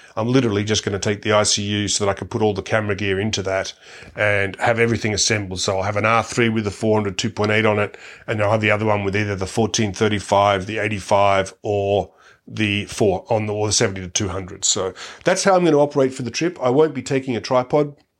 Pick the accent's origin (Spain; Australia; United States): Australia